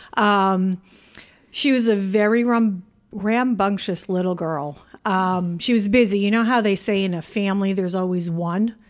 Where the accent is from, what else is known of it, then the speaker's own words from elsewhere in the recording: Canada; moved away as an adult; now in United States; I'm Canadian